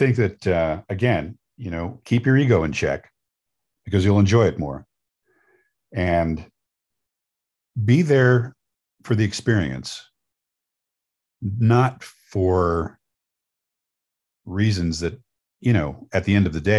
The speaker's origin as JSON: {"language": "English", "region": "New York", "country": "United States", "tie": "born or raised there", "said": "I knew some Andersons when I was growing up in New York."}